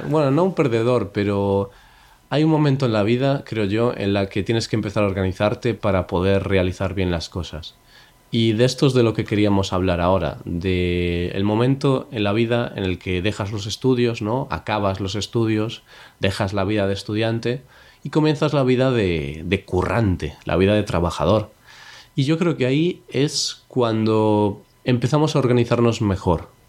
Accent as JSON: {"language": "Spanish", "country": "Spain", "said": "yo soy español"}